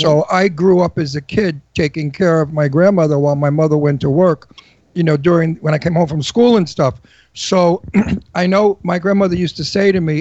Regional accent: New York City, New York, United States; accent: Brooklyn; moved away; I'm from Brooklyn.

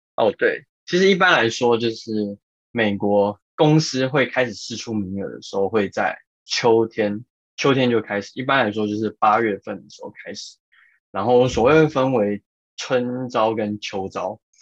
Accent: Yilan County, Taiwan; moved away; 然后但是因为刚好呃我是宜兰人，所以我比较不太 care 下雨这件事

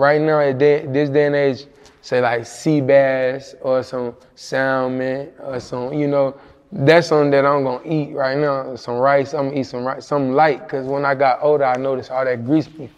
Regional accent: Monroe, Louisiana, United States; moved away; also born or lived in Illinois; I was raised in Louisiana

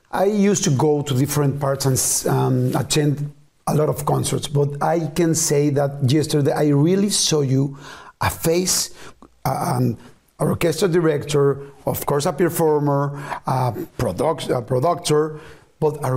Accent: Argentina; I, I was telling you that I come from Argentina. So there was a long, long, long way.

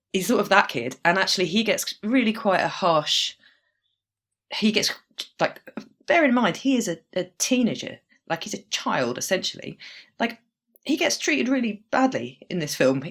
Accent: United Kingdom; growing up in Britain and being the age I am

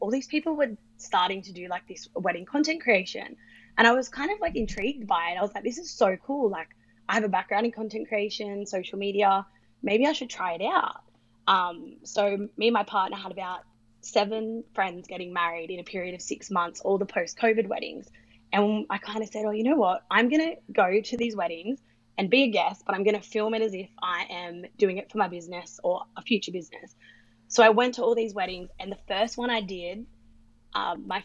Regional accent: Sydney, New South Wales, Australia; I'm 29 and from Sydney.

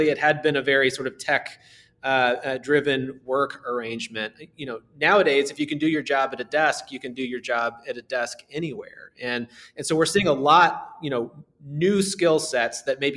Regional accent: Southern Indiana, United States; growing up in Southern Indiana

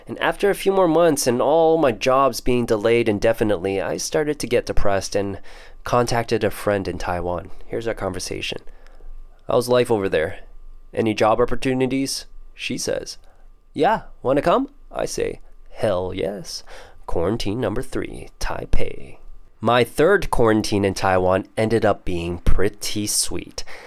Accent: Toronto, Ontario, Canada; first language Teochew; I am your typical CBC, Chinese born Canadian, and I was born in Toronto, Canada.

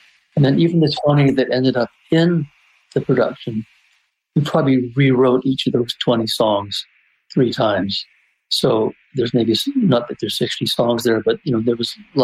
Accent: Vancouver, British Columbia, Canada; I'm from Vancouver.

